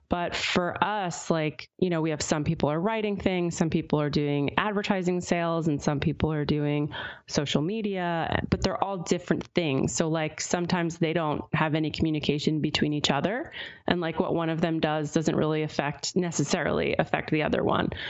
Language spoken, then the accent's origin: English; Pennsylvania, United States; luckily, I ended up at Temple, which is right in Philadelphia, so near my hometown. So I was able to move back home and commute to Temple.